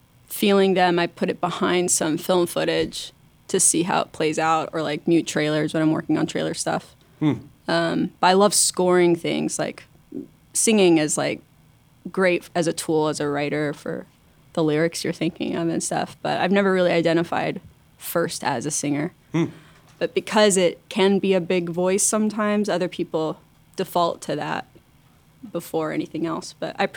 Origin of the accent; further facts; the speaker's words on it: Georgetown, Texas, United States; moved away as an adult; also born or lived in London, United Kingdom / Los Angeles, United States; I grew up in Georgetown and Vegas